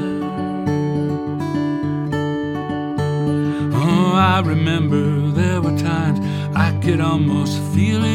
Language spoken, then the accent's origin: English; Clayton, New Mexico, United States; I grew up in this little town in New Mexico, Clayton